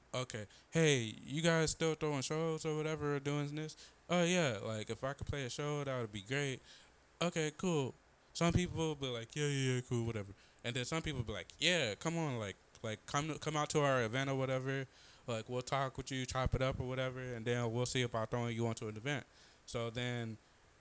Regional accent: Los Angeles, California, United States; now in Phoenix, United States; I'm living out of Phoenix, Arizona. But I'm from Los Angeles, California

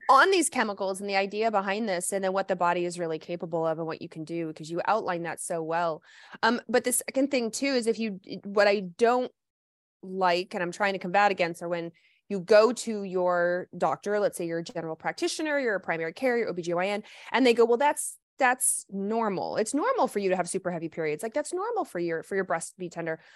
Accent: the South, United States; moved away; also born or lived in Midwest; I grew up in the South

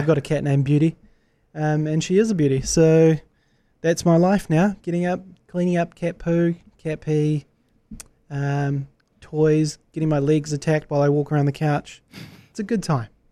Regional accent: New Zealand; as a New Zealander

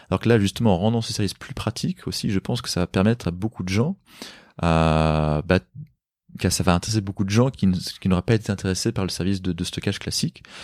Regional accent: Paris, Île-de-France, France; Bah, je suis un Parisien, j'ai pas de, j'ai pas de voiture.

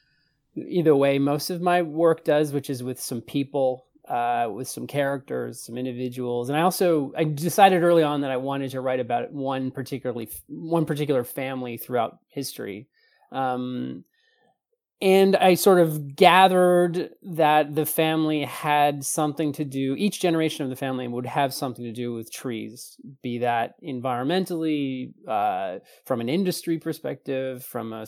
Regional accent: Canada; being a Canadian

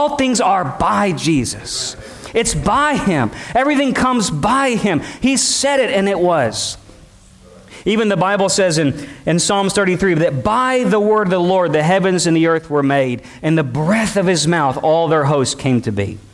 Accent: United States; as a American Christians

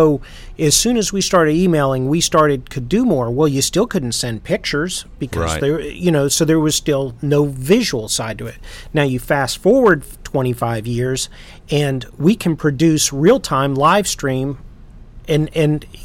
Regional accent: South Carolina, United States; moved away; I grew up down there

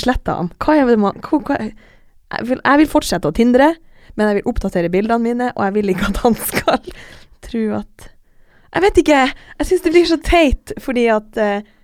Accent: Alta, Finnmark, Norway; moved away; jeg har også en venninne hjemme i Alta

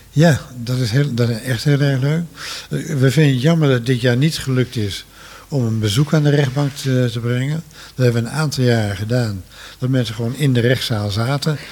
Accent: Netherlands; En we zijn Nederlanders

